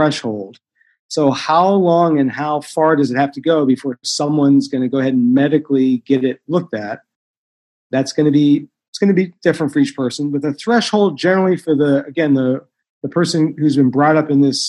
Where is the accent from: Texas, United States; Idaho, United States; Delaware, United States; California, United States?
California, United States; Los Angeles; I was brought up in Koreatown here in Los Angeles